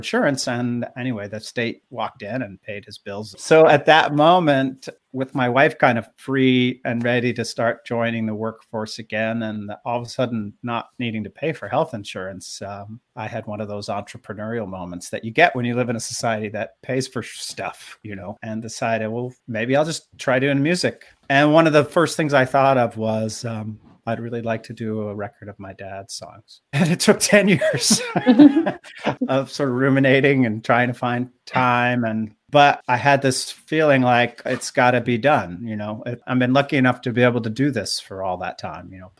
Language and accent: English; Stamford, Connecticut, United States; I was born in the same town he was, Stamford, Connecticut